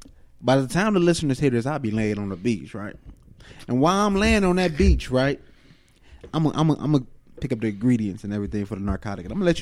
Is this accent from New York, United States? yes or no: yes; New York, United States; You knew I was from New York, son.